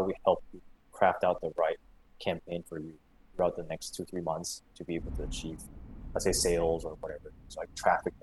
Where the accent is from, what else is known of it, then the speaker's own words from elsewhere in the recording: Singapore; also born or lived in United States; I grew up in Singapore most of my life